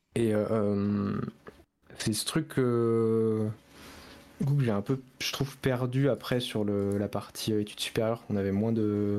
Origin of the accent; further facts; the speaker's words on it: Angers, Pays de la Loire, France; Je suis de Angers